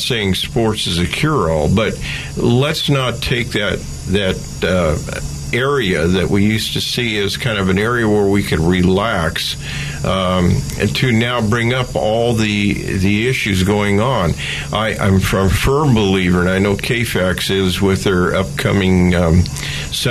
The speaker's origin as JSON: {"language": "English", "town": "Oakland", "region": "California", "country": "United States", "tie": "born or raised there"}